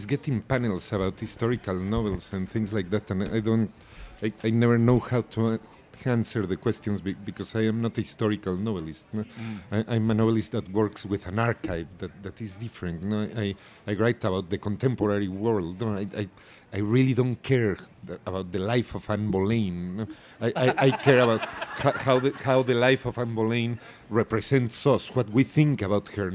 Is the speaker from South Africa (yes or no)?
no; Mexico City, Mexico; moved away as an adult; now in New York, United States; I am a boy from Mexico City that lives in New York